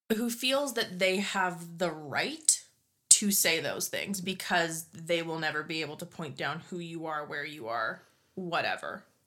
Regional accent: Scotland, United Kingdom; I'm Scottish

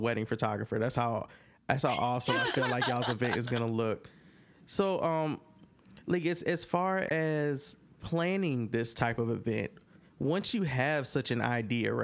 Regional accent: Hampton Roads, Virginia, United States; now in Maryland, United States; I'm from 7572, born and raised Hampton Roads

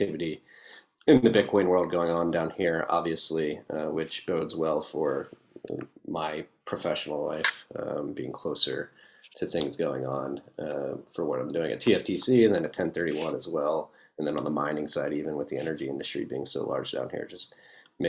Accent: Philadelphia, Pennsylvania, United States; we grew up in Philadelphia

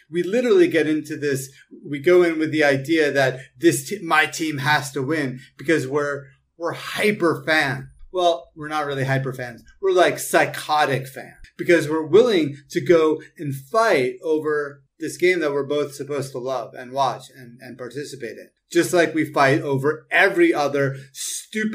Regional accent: United States; I'm a citizen. I'm an American.

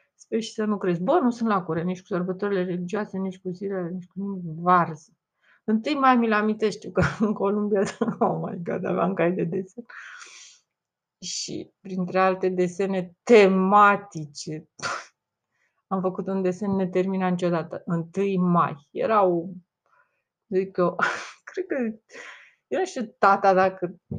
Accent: Romania; accent: Romanian; am accent românesc, românesc pur

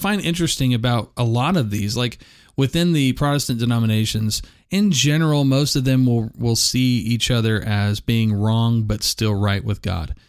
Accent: United States; I'm an American

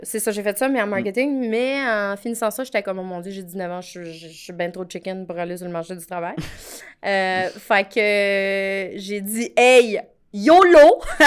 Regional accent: Edmundston, New Brunswick, Canada; je viens du Nouveau-Brunswick. OK. Fait que je, je viens d'une superbe petite ville euh, qui s'appelle Edmundston

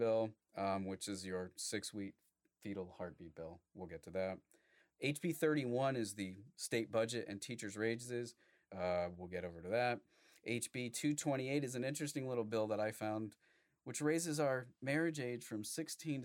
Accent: New England, United States; now in Forsyth County, Georgia, United States; we're both native New Englanders

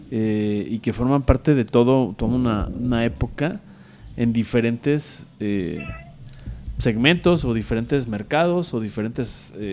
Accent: Coatepec, Veracruz, Mexico; Soy de Coatepec, ¿qué quieres? así es este.

